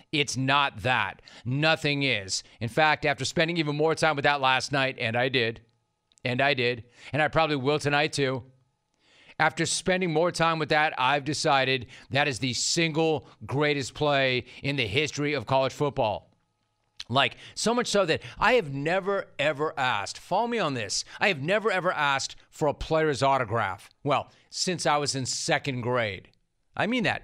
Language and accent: English; Los Angeles, California, United States; growing up in Los Angeles